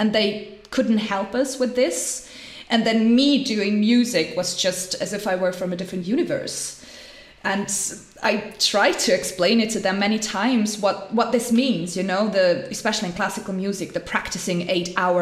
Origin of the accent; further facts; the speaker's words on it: Switzerland; growing up in Switzerland, I mean, life is privileged here